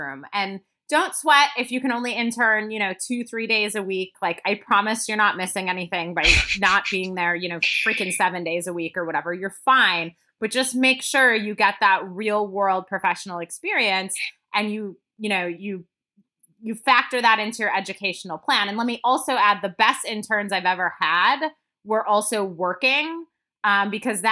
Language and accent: English; Midwest, United States; moved away; also born or lived in Wisconsin; I'm from the Midwest originally